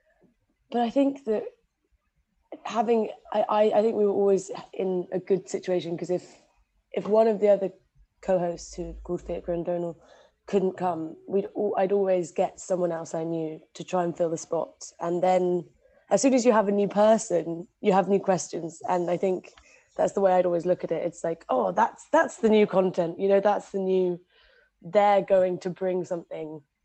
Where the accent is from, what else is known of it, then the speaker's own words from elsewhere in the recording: London, United Kingdom; moved away; I'm from London, she'd have BBC Radio 4 on in every single room in the house.